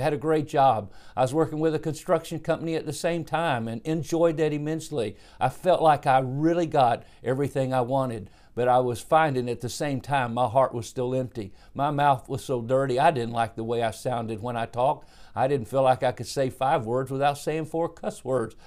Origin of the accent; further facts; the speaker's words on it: Dallas, Texas, United States; also born or lived in Cincinnati, Ohio; I was born in Dallas, Texas, in nineteen fifty-one.